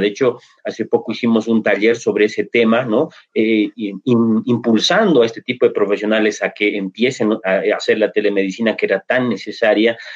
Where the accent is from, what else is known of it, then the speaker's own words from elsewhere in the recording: Bolivia; aquí en Bolivia